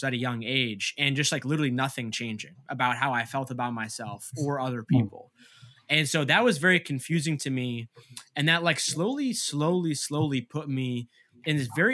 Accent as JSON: {"language": "English", "region": "Massachusetts", "country": "United States", "tie": "born or raised there", "said": "my parents, they came to America from Egypt like 2 years before I was born, and I grew up in Massachusetts"}